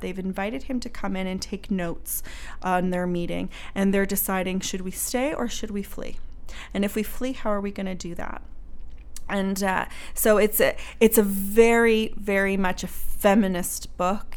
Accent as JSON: {"language": "English", "town": "Halifax", "region": "Nova Scotia", "country": "Canada", "said": "I'm from Halifax"}